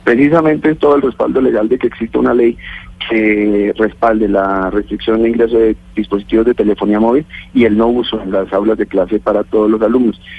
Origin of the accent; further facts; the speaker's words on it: Boyacá, Colombia; soy boyacense